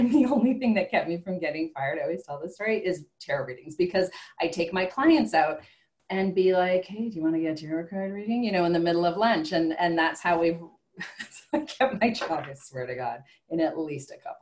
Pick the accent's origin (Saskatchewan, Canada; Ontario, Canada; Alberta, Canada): Alberta, Canada; Calgary; I'm from Calgary, Alberta